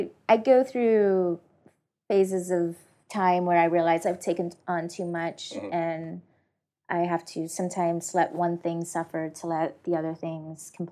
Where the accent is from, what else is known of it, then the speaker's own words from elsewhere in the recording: Tennessee, United States; also born or lived in Memphis / Nashville; now in San Francisco, United States; I wasn't always in San Francisco. I was I'm from Tennessee